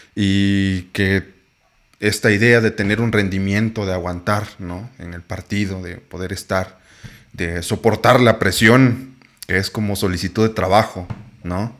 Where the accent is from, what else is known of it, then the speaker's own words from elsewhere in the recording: Oaxaca, Mexico; yo soy de Oaxaca